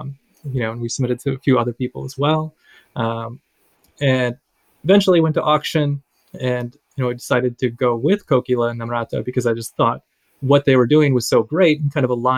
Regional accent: United States; As a teenager and as being a Filipino American, like if I were reading about all of this, kind of what would I think about it and how would I process it?

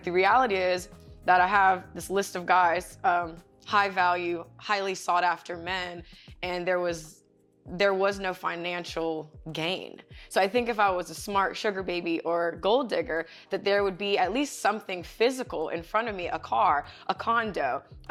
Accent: Ocean Springs, Mississippi, United States; I'm from Ocean Springs, Mississippi.

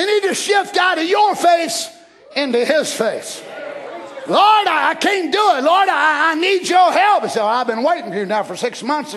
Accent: United States; I'm an American

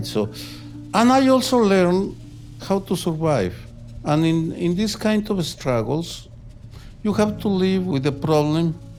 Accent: Guadalajara, Jalisco, Mexico; moved away; I grew up in violence, in political violence, in my hometown of Guadalajara, and I had to leave my hometown because I received death threats

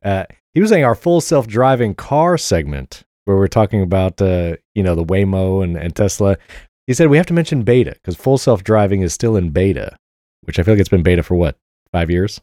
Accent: New York, United States; I'm from New York

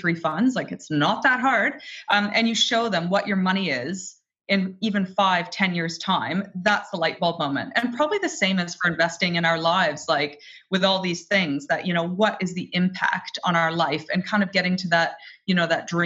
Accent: Canada; I was raised in Canada, single mom family

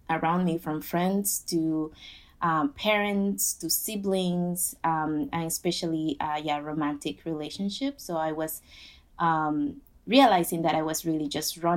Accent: Panama; also born or lived in Queens, New York; now in New York, United States; I am originally from Panama, and I am 34 years old.

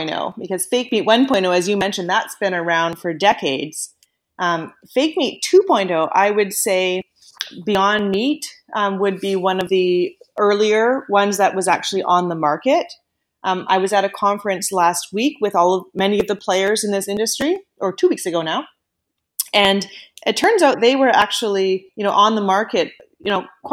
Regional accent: Canada; moved away as an adult; also born or lived in United States; I am Canadian, yes. But I did spend about maybe 13 years in the States, and I moved back to Canada just about 5 years ago

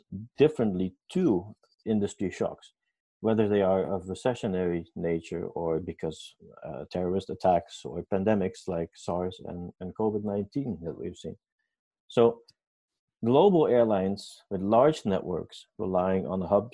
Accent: Curaçao; moved away; I was born in Curaçao, the Netherlands Antilles.

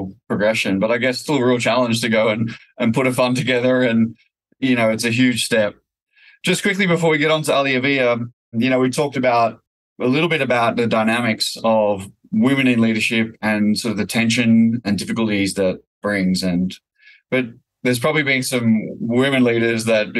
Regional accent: Australia; As an Aussie founder expanding internationally

